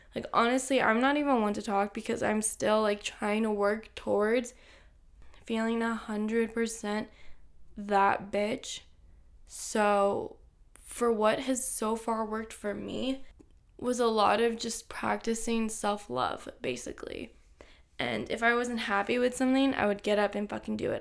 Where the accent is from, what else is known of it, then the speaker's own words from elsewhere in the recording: Los Angeles, California, United States; I'm twenty-three years old, and I'm from Los Angeles, California